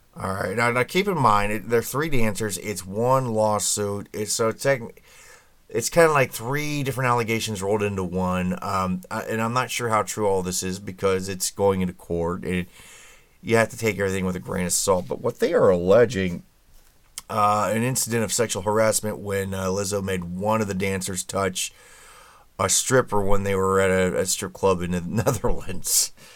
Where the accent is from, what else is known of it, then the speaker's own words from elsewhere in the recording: Indianapolis, Indiana, United States; my hometown of Indianapolis